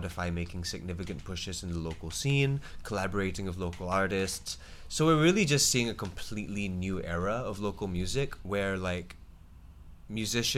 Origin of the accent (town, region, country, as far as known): Singapore